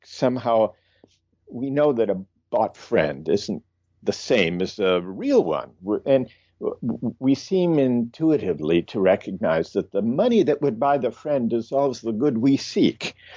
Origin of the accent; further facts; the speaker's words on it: Midwest, United States; I grew up in the Midwest